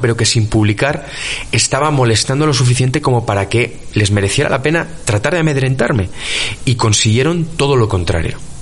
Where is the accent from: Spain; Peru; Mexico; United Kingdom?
Spain; soy periodista de investigación, que soy español